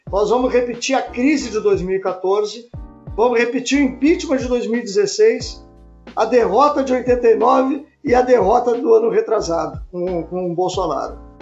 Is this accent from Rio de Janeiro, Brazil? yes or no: no; Pelotas, Rio Grande do Sul, Brazil; now in Porto Alegre, Brazil; Eu sou de Pelotas e trabalho aqui